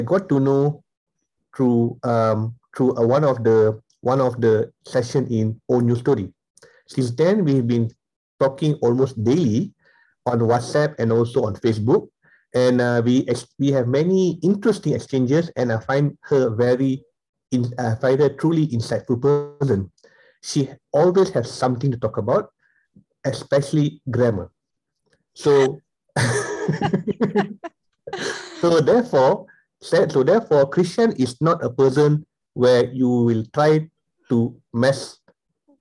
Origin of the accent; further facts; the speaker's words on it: Malaysia; growing up myself as an Indian in Malaysia, we've gone through severe discrimination here